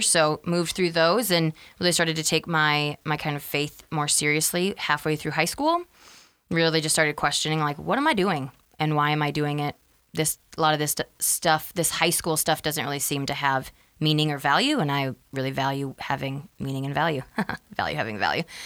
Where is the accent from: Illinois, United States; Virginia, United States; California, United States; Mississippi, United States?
Illinois, United States; Freeport; also born or lived in Wisconsin; I was born in Wisconsin. We'll start all the way back there. And we moved to where we live now in Freeport, Illinois, when I was five